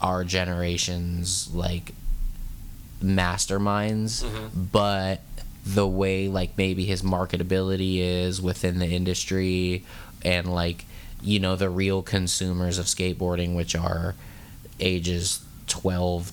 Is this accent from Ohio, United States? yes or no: no; San Francisco, California, United States; I'm from San Francisco